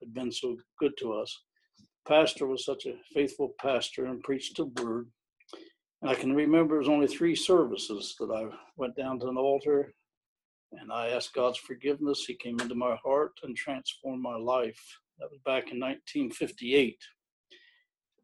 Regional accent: Irwin, Ohio, United States; also born or lived in Mingo, Champaign County, Ohio; I was born and raised in actually Irwin, Ohio for the first 15 years. And then we moved over toward Champaign County in a little place called Mingo.

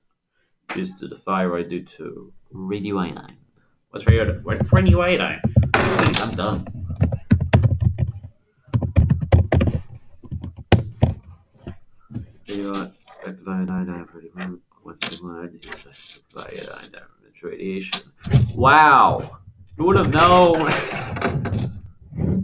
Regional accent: United States; I'm American, I don't know metric

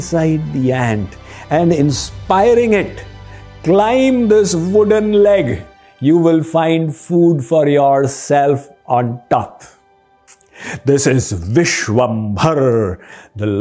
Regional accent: India; Growing up in India

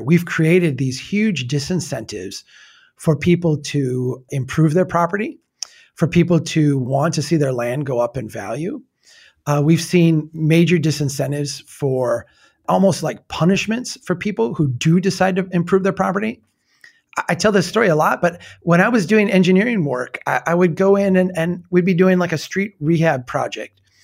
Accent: old frontier town in the Midwest, United States; my hometown in eighteen seventy

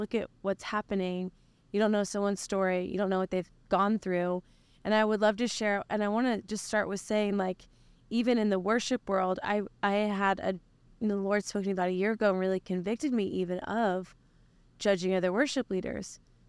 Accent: Oklahoma, United States; so I was born and raised in Oklahoma.

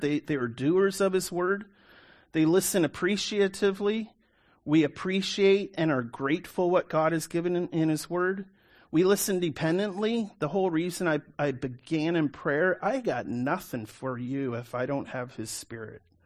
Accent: Canada; I'm a Canadian, born and raised

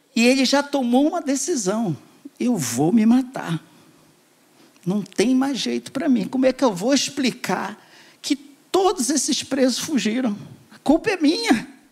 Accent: Pará, Brazil; Pará, que eu nasci no Pará

